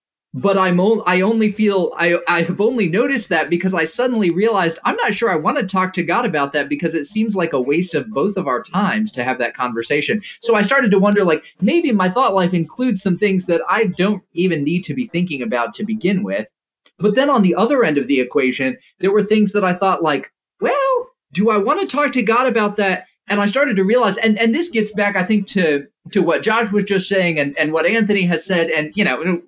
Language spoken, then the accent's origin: English; Indonesia; So when I was growing up, I grew up in Indonesia, and once every 3 years, we would come back to the States and travel to a whole bunch of different churches.